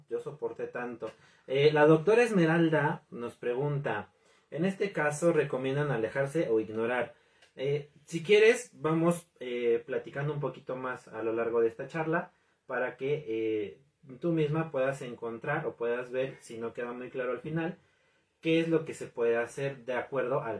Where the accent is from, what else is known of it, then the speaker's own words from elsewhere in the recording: Mexico; en mi caso, como en, muchas otras familias mexicanas